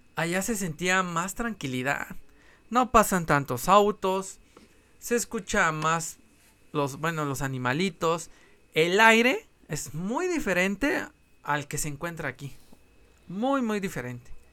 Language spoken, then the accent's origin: Spanish; Mexico City, Mexico